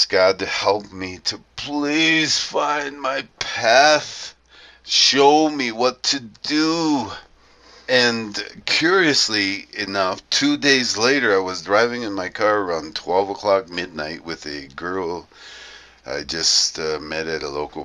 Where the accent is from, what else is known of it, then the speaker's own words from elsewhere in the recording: Toledo, Ohio, United States; now in Colombia; I was born in Toledo, Ohio, a now forgotten and abandoned major industrial area of the U.S.